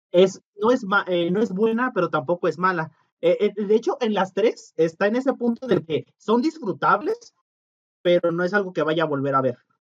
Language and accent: Spanish; Mexico; Nosotros como mexicanos